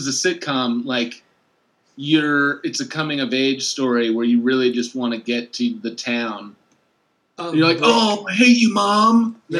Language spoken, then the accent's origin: English; Champaign, Illinois, United States; That's you again. I'm from Champaign.